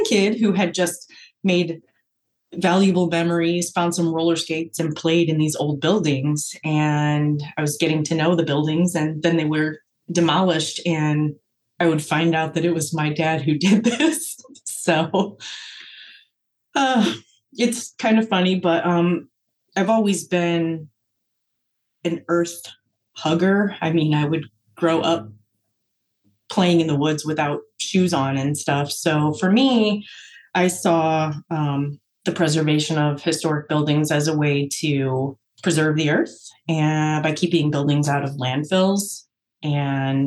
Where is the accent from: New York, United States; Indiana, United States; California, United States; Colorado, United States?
Indiana, United States; La Porte; I grew up in LaPorte, Indiana. And actually, 43 years later, I still live there